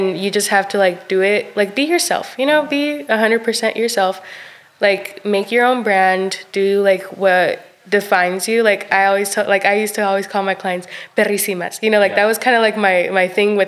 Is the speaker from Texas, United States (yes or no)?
yes; Stratford, Texas, United States; moved away as an adult; also born or lived in Cuauhtémoc, Chihuahua, Mexico; now in Sherwood, United States; I'm from Stratford, Texas.